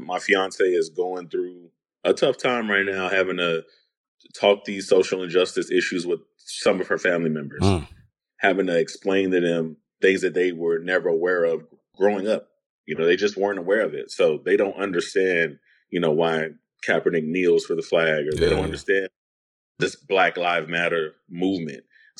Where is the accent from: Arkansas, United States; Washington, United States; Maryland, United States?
Maryland, United States; Baltimore; You know, I grew up on Baltimore Mid Crown. Definitely a predominantly black neighborhood. Poverty, a lot of just hood stuff going on